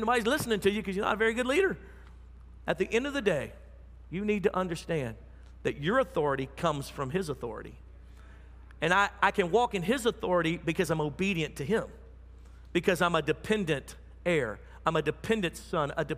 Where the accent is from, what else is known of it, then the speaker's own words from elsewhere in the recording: United States; I'm American.